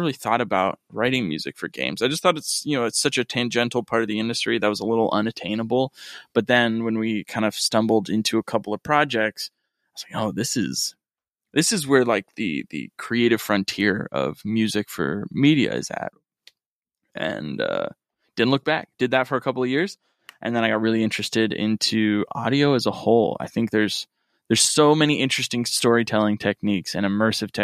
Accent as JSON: {"language": "English", "region": "Rust Belt", "country": "United States", "tie": "born or raised there", "moved": "yes", "lives_now": "Los Angeles, United States", "said": "where I grew up in the Rust Belt"}